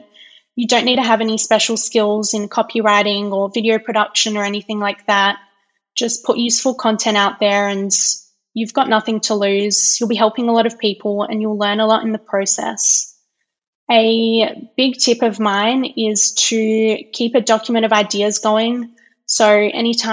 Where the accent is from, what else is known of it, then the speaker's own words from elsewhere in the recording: Perth, Western Australia, Australia; moved away as an adult; now in Calgary, Canada; I'm originally from Perth in Western Australia, but I've been living in Calgary in Alberta, Canada for the past 2 years.